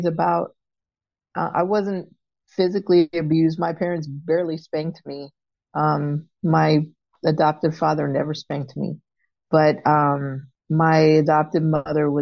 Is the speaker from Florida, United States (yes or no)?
yes; Florida, United States; moved away; also born or lived in Baltimore; I was born in Florida and adopted by a couple in Florida